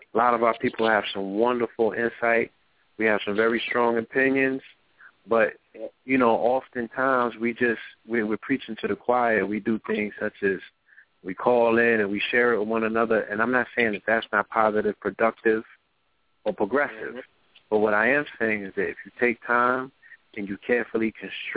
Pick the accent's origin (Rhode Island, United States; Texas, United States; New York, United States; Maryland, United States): New York, United States; New York City; I was born in the Bronx